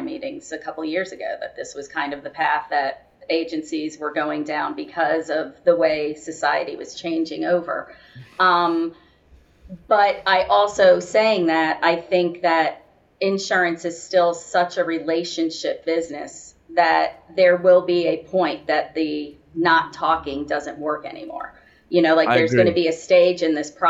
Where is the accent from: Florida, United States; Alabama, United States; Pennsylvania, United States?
Florida, United States; also born or lived in Miami, Florida / St. Petersburg, Florida; I'm a Florida girl, born and raised. Moved from Miami over to Tampa, St. Pete